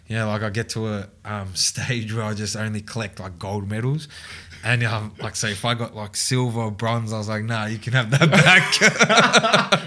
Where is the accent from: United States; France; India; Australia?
Australia; Mulgrave, Victoria; I grew up and lived in Mulgrave